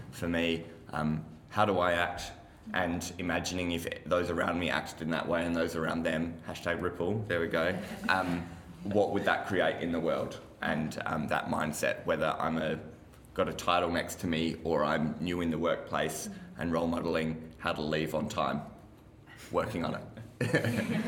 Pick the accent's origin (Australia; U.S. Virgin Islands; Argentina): Australia; Geraldton, Western Australia; from Geraldton